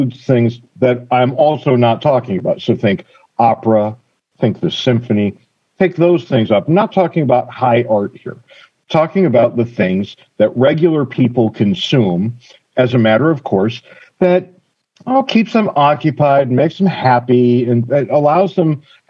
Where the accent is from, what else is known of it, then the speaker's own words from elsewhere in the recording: Connecticut, United States; where I grew up in Connecticut